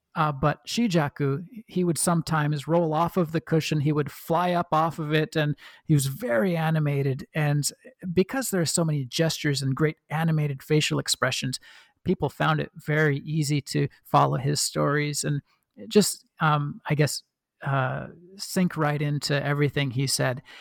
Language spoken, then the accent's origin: English; Oregon, United States; accent: kind of a Midwestern; moved away; I was born and raised in Oregon